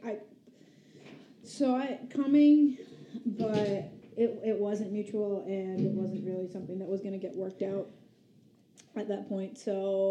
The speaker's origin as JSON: {"language": "English", "town": "Albany", "region": "New York", "country": "United States", "said": "We're from Albany, New York."}